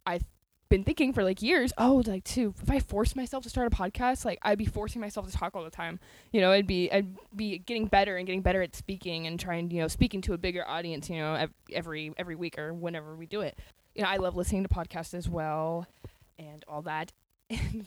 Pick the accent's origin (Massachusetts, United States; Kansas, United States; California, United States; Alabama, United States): California, United States; Rancho Cordova; now in Lincoln, United States; I'm from California, Rancho Cordova, California. That's where I grew up, but now I live in Lincoln, California.